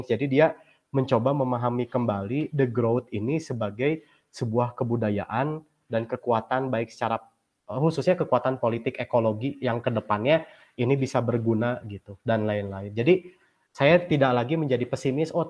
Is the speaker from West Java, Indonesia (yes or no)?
yes; West Java, Indonesia; apakah konsepsi ideal terhadap lingkungan itu menurut saya sebagai orang Sunda itu dulu seperti apa sih?